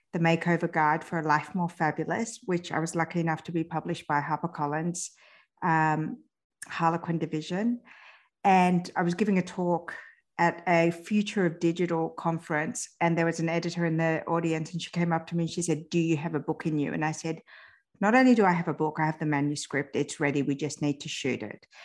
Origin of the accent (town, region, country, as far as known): France; born or raised there